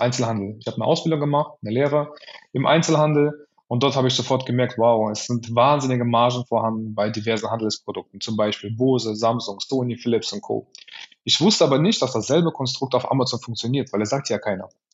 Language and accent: German; Cologne, North Rhine-Westphalia, Germany; ich komme aus Köln